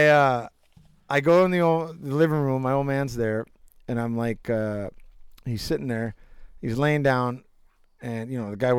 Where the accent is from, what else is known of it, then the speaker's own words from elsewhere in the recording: Alaska, United States; growing up in Alaska